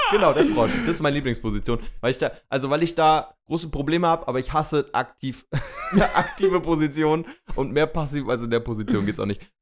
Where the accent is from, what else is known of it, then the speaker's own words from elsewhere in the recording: Hamburg, Germany; ihr wisst, wir kommen aus Hamburg und hier kann Hagel auch mal ruhig zwei Tage dauern.